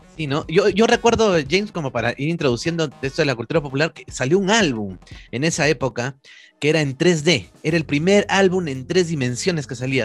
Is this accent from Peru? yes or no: yes; Peru; como tantos peruanos, ¿no? Que hemos sufrido esa época